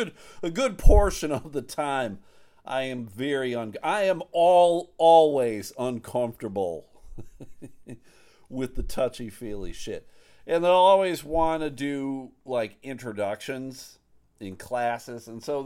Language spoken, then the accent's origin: English; Buffalo, New York, United States; I'm from Buffalo, New York. Never been to Michigan before.